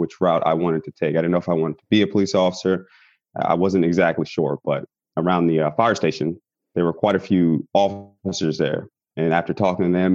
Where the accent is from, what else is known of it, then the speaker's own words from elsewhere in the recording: Washington, District of Columbia, United States; I was born in Washington, D.C.